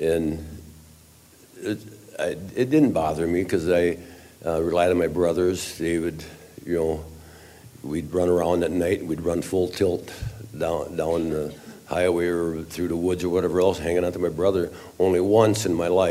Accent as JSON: {"language": "English", "region": "central Wisconsin", "country": "United States", "tie": "born or raised there", "lives_now": "Eau Claire, United States", "said": "I'm from Eau Claire, Wisconsin, which is 90 miles east of Minneapolis, St. Paul, but I was born and raised in central Wisconsin."}